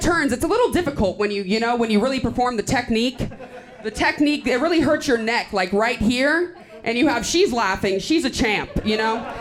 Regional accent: Austin, Texas, United States; I'm from Austin.

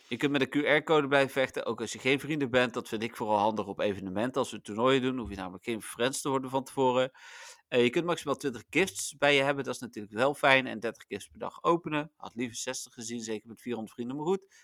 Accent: Netherlands; wij zijn Nederlanders

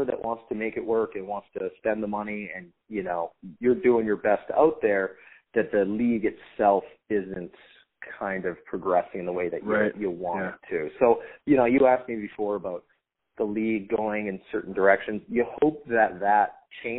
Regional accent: Surrey, British Columbia, Canada; moved away; Anytime you get to come home, you get to have a couple of my old Surrey Stickman buddies

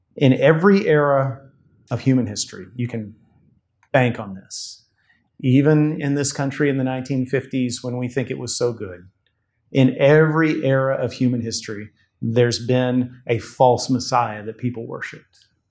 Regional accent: United States

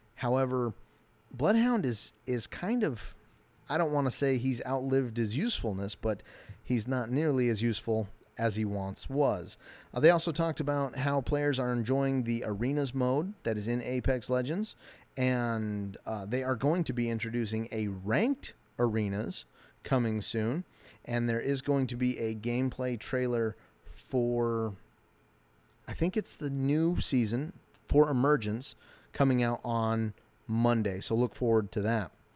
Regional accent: United States; I'm an American.

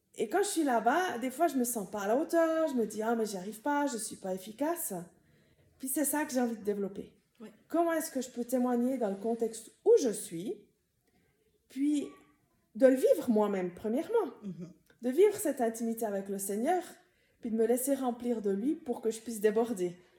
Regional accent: Tavannes, Bern, Switzerland; moved away as an adult; J'ai grandi à Tavannes. J'ai grandi dans la communauté de Moron

